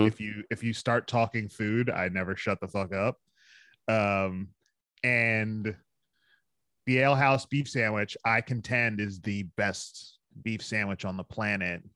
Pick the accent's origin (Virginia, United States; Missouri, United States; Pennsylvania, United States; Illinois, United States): Pennsylvania, United States; Philadelphia; moved away; I'm from Philadelphia